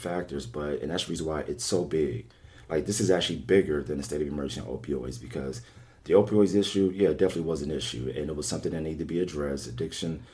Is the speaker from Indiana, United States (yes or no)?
no; Cincinnati, Ohio, United States; when I was a kid growing up in Over the Rhine